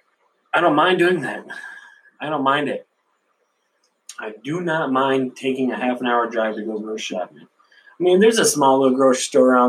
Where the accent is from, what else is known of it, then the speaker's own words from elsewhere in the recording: Sanford, United States; I grew up in Sanford, guys, a small little village